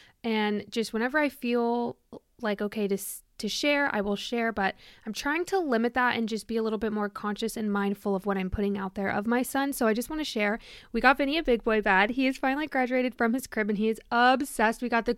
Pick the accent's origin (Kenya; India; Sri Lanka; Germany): Germany; I have been, you know, I was born in Germany. I've moved around there a lot.